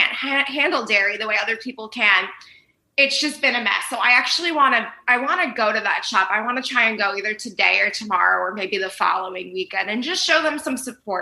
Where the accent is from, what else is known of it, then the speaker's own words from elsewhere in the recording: New York City, New York, United States; now in Los Angeles, United States; I grew up in Staten Island and now my family's out in Jersey.